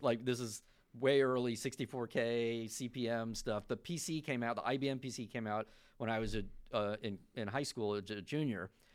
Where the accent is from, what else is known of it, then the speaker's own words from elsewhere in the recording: Florida, United States; also born or lived in New York; I was born in New York. I grew up in Florida mostly